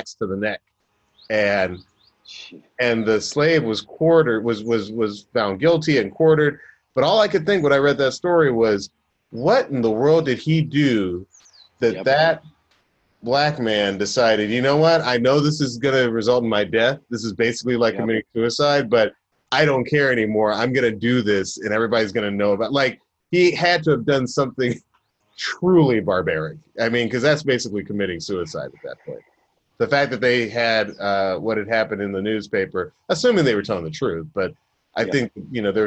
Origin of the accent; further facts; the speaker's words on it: Atlanta, Georgia, United States; growing up in Atlanta